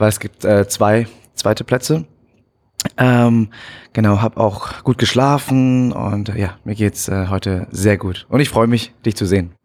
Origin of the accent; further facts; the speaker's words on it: Münnerstadt, Bavaria, Germany; also born or lived in Bad Kissingen; ich bin geboren in Bad Kissingen, ähm, bin aber aufgewachsen im Asylheim in hm. Münnerstadt